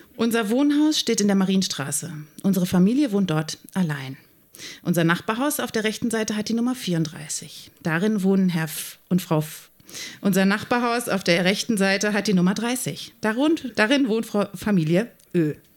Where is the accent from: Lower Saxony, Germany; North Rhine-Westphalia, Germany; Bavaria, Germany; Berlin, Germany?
North Rhine-Westphalia, Germany; Hennef; Mein Heimatort Rott